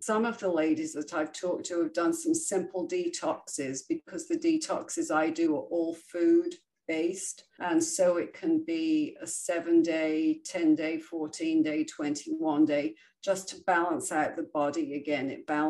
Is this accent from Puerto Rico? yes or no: no; England, United Kingdom; now in United States; I came obviously from England, where we would go to the bakery every other day and buy fresh made bread. When I came to the States and I went to the grocery store